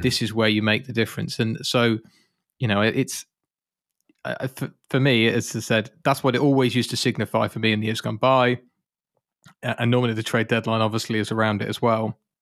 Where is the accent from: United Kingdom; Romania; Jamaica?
United Kingdom; I'm British.